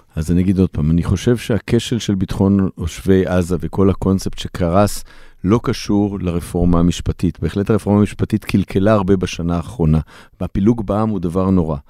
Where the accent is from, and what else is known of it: Israel